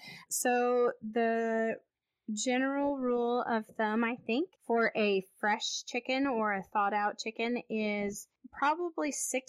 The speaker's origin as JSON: {"language": "English", "country": "United States", "said": "I'm American and I don't speak French."}